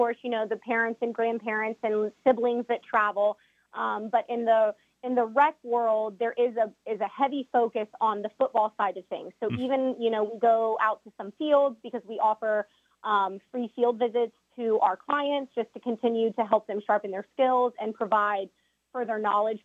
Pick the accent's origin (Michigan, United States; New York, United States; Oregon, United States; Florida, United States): Florida, United States; Tampa; So I am born and raised in Tampa, Florida